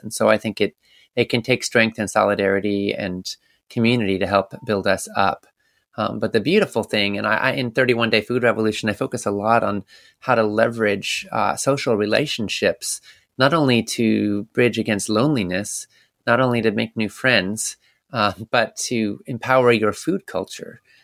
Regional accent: Canada; moved away; I was born in Canada and I lived up there

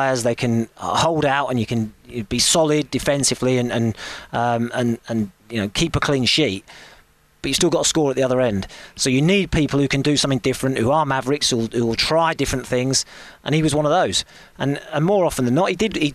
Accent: Bury, North West England, United Kingdom; I grew up, I was born in Bury, and I was not too far away from Old Trafford

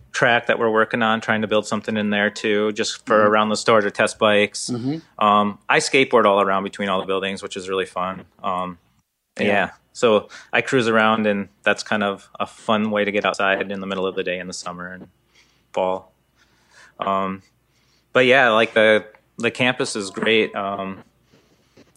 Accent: Northeast Iowa, United States; moved away as an adult; also born or lived in Utah; now in Minnesota, United States; I grew up in Northeast Iowa, and the bluffs of the Mississippi.

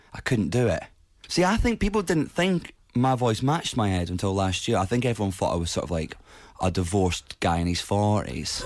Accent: Edinburgh, Scotland, United Kingdom; Edinburgh because it's my hometown

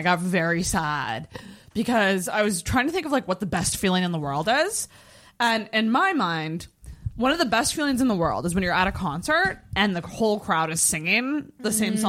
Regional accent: Ottawa, Ontario, Canada; also born or lived in Ajax; Yeah. Well, I was born in Ajax. I moved to Ottawa when I was like 3.

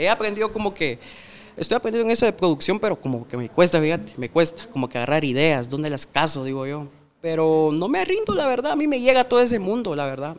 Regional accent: Mixco, Guatemala Department, Guatemala; yo crecí en la Santa Marta. No sé si conoces, es por zona 5 de Mixco

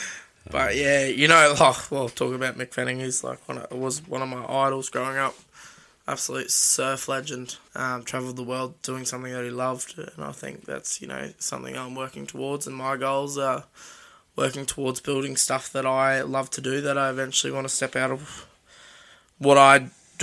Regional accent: Sunshine Coast, Queensland, Australia; where I grew up on the Sunshine Coast

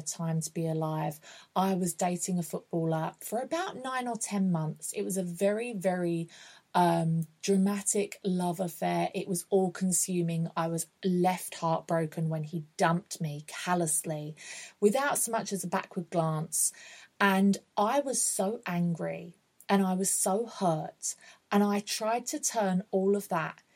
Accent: Essex, East of England, United Kingdom; also born or lived in London; I'm from Essex.

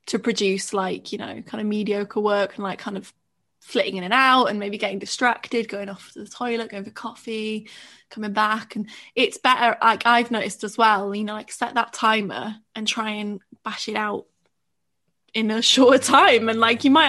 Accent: Welsh island, Wales, United Kingdom; I come from, like, a nice little chilled out Welsh island

